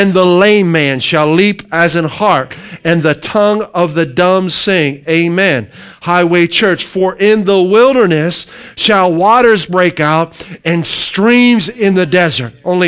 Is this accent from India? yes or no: no; Midwest, United States; moved away as an adult; now in New England, United States; My wife and I came from the Midwest almost 20 years ago, and I want you to know this.